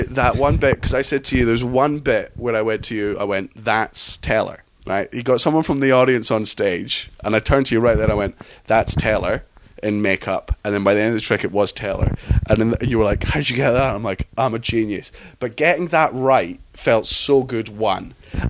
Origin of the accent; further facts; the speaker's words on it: Scotland, United Kingdom; also born or lived in London; I was born in London, but I was raised in Scotland.